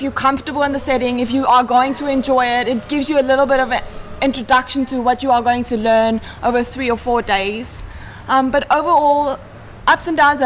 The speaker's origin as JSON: {"language": "English", "town": "Johannesburg", "region": "Gauteng", "country": "South Africa", "also_born_or_lived": "Thailand", "moved": "as an adult", "said": "I'm from Johannesburg"}